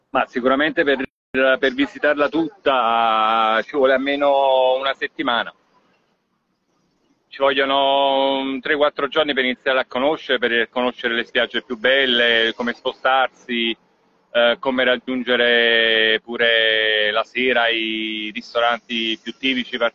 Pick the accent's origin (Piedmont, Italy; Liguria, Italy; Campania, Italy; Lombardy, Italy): Campania, Italy; Casamicciola; born there; sono una guida turistica della regione Campania eh, da moltissimi anni e sono nato qua a Casamicciola, adesso noi siamo a Casamicciola